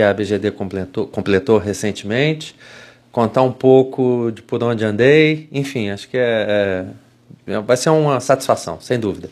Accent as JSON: {"language": "Portuguese", "town": "Juiz de Fora", "region": "Minas Gerais", "country": "Brazil", "also_born_or_lived": "Vitória, Espírito Santo / Belo Horizonte", "moved": "as an adult", "said": "eu saí de Juiz de Fora, eu fui para Vitória, no Espírito Santo"}